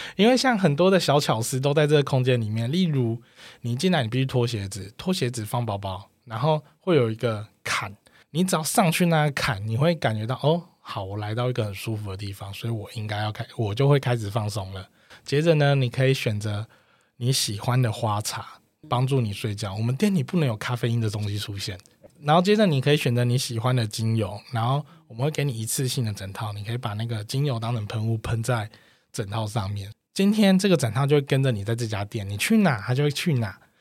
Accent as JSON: {"language": "Chinese", "region": "Taoyuan", "country": "Taiwan", "said": "我是桃园人嘛，公司也是桃园"}